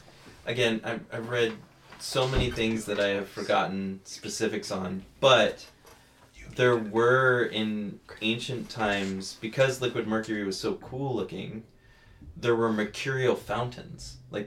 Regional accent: California, United States; growing up in California

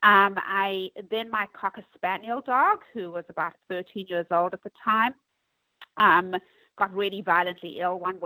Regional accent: South Africa; moved away as an adult; also born or lived in Manhattan, New York; now in New York, United States; I'm originally from South Africa

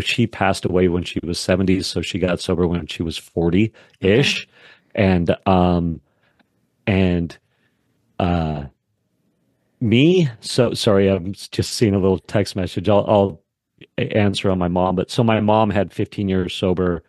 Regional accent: Wyoming, United States; I grew up in Wyoming

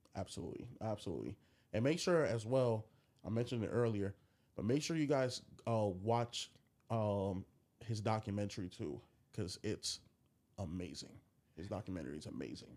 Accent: New York, United States; I'm from New York

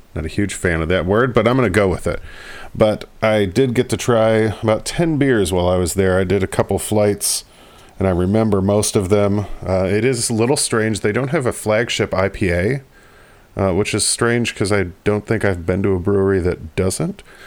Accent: Michigan, United States; my home state, Michigan

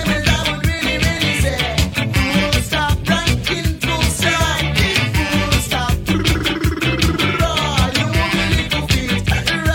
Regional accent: Leicester, East Midlands, United Kingdom; moved away; live in Leicester, which is my hometown

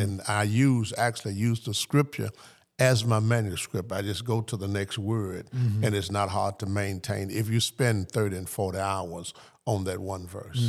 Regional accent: Arlington, Tennessee, United States; born there; I was born in Arlington, Tennessee.

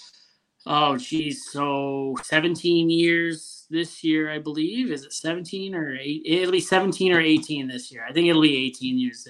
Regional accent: Ontario, Canada; moved away as an adult; also born or lived in British Columbia / Alberta; I'm from Ontario. So I was 18 when I moved out. And I think like 6-7 months later, I was out in Alberta, well, BC and then Alberta

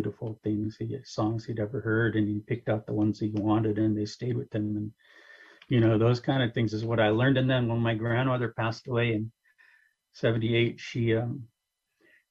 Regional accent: Kashaya Pomo, near Stewart's Point, California, United States; also born or lived in San Rafael; I come from the Kashaya Pomo people. I come from the people from the top of the land. Everyone will know my people as Kashaya Pomo, which is on the coast near Stewart's Point

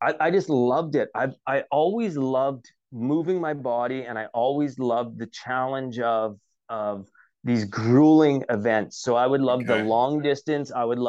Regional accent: Canada; we, being a Canadian, we just celebrated our Canadian Thanksgiving at the start of October. And I was missing home.

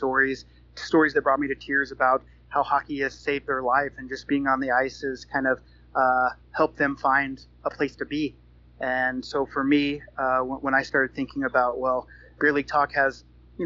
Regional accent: United States; I'm American

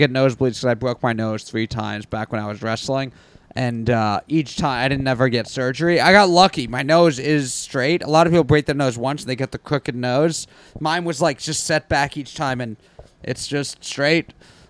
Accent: New York City, New York, United States; someone's from like Bayside, Queens, or like deep, like near where I grew up

